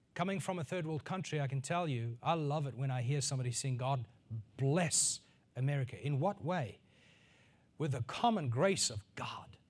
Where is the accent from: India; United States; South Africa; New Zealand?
South Africa; northern South Africa; growing up in South Africa on a farm, in a northern part of South Africa